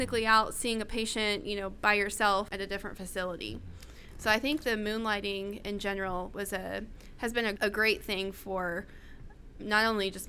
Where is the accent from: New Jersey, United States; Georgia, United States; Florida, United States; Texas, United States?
Florida, United States; moved away as an adult; now in Oklahoma, United States; I'm from Florida